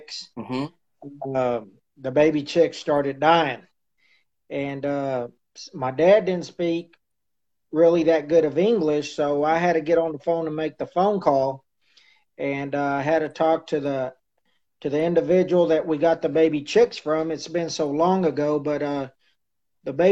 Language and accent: English; Shallowater, Texas, United States; I'm originally from Shallowater, Texas